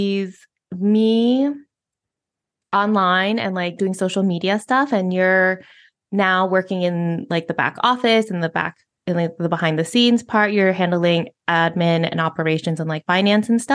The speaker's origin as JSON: {"language": "English", "country": "United States", "first_language": "English", "moved": "as an adult", "lives_now": "Spain", "said": "being a native English speaker, of being from the United States"}